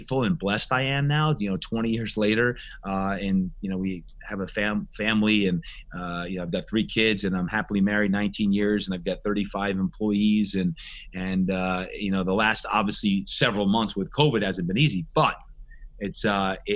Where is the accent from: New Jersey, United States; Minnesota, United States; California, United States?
New Jersey, United States; moved away; when I was growing up in New Jersey, back on the East Coast